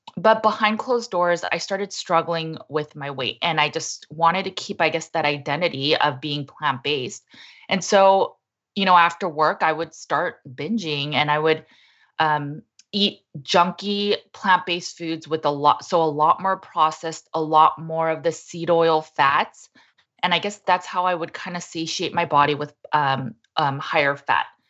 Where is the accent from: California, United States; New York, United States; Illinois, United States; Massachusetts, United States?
California, United States; Los Angeles; I was born and raised in Los Angeles, California in the eighties